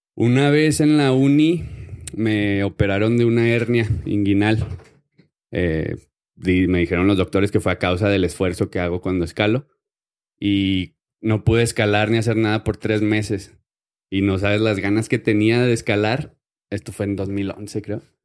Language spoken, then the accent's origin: Spanish; Ciudad Juárez, Chihuahua, Mexico; accent: northern; soy del norte, soy de Ciudad Juárez y hablo con la H